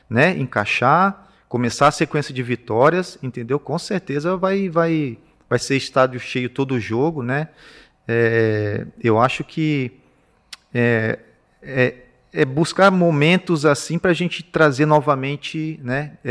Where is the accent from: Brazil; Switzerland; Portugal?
Brazil; São Paulo; also born or lived in Minas Gerais, Brazil; Meu pai trabalhava, foi onde eu nasci, mas eu também saí novo de Minas, saí é, muito pequeno. Foi, a gente foi morar no interior de São Paulo.